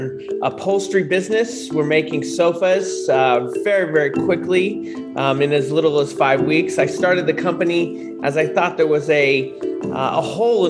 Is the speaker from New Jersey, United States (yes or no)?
no; San Francisco, California, United States; also born or lived in Sacramento; I grew up in San Francisco, kind of the gold rush out here.